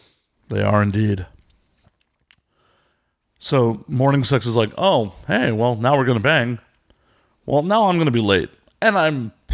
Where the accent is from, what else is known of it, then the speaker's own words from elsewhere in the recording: Chicago, Illinois, United States; now in Los Angeles, United States; I'm from Chicago.